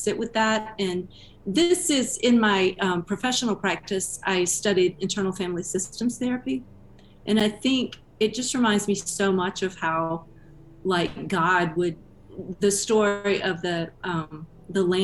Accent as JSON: {"language": "English", "region": "Georgia", "country": "United States", "tie": "born or raised there", "moved": "yes", "lives_now": "Austin, United States", "said": "I grew up in Georgia"}